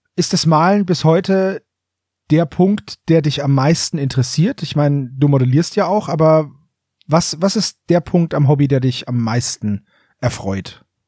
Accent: Franconia, Bavaria, Germany; ein Fellow Franconian

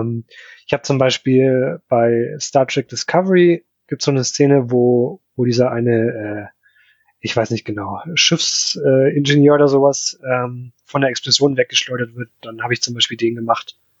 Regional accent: Upper Palatinate, near Nuremberg, Bavaria, Germany; now in Ingolstadt, Germany; Ich komme eigentlich äh, aus der Oberpfalz, also genau an der Grenze von Franken

